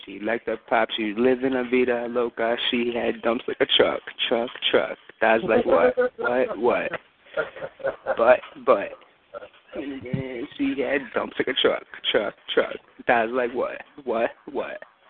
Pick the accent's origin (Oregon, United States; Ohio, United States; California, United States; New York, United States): New York, United States; New York.